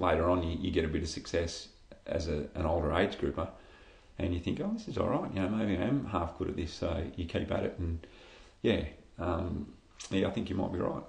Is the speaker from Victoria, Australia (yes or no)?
yes; Shepparton, Victoria, Australia; moved away as an adult; now in Echuca, Australia; growing up in Shep, I was a swimmer.